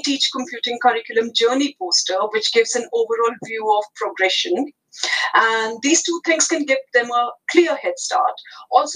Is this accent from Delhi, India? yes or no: yes; New Delhi, Delhi, India; first language Hindi; English is a second language; moved away as an adult; I was born in New Delhi, capital of India, and I had computing education when I was as young as I was in year five